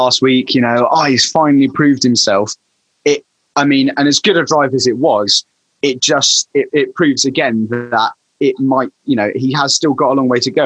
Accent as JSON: {"language": "English", "region": "England", "country": "United Kingdom", "said": "I'm English"}